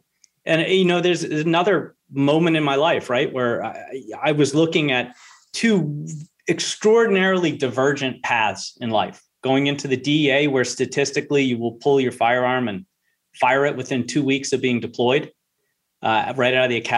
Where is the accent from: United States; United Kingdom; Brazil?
United States; Charleston, South Carolina; I was back down to my southern roots. I'm not from here. I'm from South Carolina, Charleston.